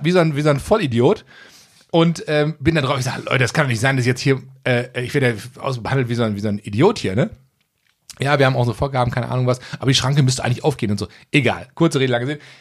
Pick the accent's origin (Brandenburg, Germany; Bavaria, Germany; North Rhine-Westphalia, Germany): North Rhine-Westphalia, Germany; Gelsenkirchen; ich komme aus Gelsenkirchen auch